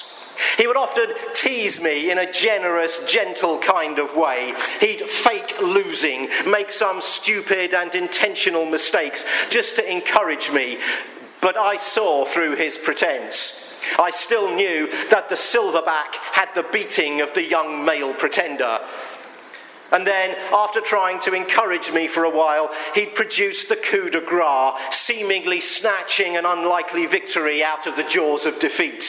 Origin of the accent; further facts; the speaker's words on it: United Kingdom; I'm British